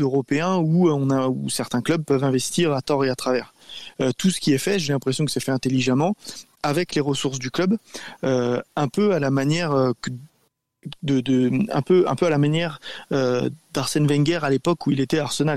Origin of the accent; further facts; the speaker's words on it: France; chez nous, en France